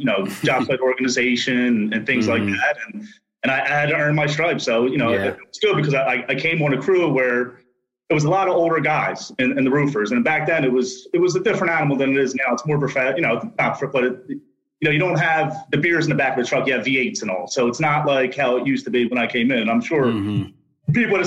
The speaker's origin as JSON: {"language": "English", "town": "Philadelphia", "region": "Pennsylvania", "country": "United States", "tie": "born or raised there", "said": "I grew up in the Port Richmond area of Philadelphia"}